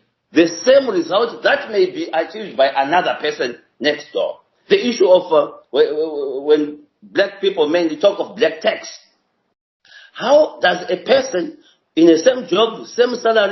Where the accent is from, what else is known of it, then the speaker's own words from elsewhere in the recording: Zimbabwe; I come from Zimbabwe myself